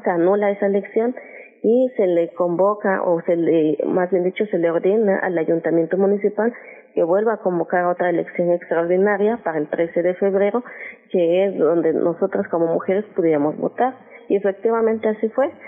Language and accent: Spanish; Ocotequila, Guerrero, Mexico; mi, comunidad se llama Ocotequila, como lo acabas de mencionar, Ocotequila, municipio de Copanatoyac. Aquí en Guerrero